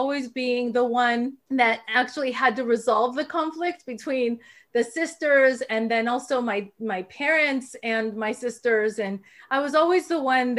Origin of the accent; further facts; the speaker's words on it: Mexico City, Mexico; I was actually born in Mexico City, the fifth of five girls.